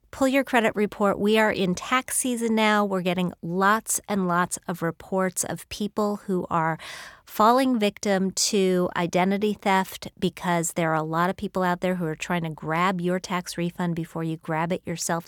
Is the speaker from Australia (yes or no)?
no; United States; also born or lived in Madison, Wisconsin / Bloomington, Indiana; I grew up in Madison, Wisconsin, and then Bloomington, Indiana.